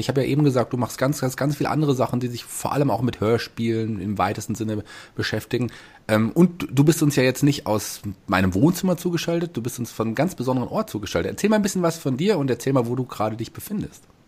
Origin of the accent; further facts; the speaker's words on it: Hesse, Germany; als Hesse